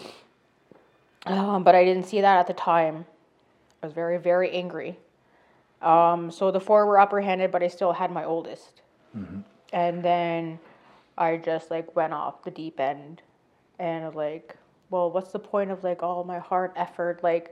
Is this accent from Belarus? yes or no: no; Canada; moved away; I'm from Sturgeon Lake.